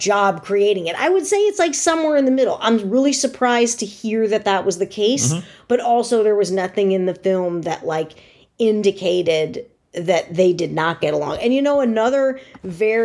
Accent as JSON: {"language": "English", "region": "Connecticut suburbs of New York City", "country": "United States", "tie": "born or raised there", "said": "I grew up in the Connecticut suburbs of New York City"}